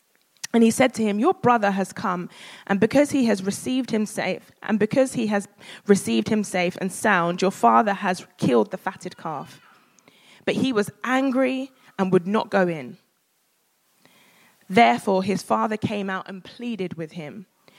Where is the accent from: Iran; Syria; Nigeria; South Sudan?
Nigeria; because I'm a Nigerian woman.